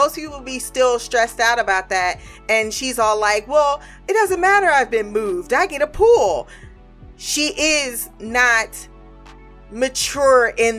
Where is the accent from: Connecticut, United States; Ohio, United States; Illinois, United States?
Ohio, United States; it's my experience as well, growing up in Midwest Ohio, in the Midwest region